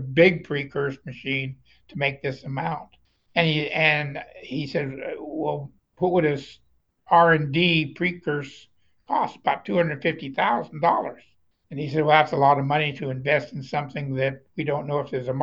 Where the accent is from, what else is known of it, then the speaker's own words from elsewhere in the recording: Woodland, Washington, United States; I'm from Woodland, Washington.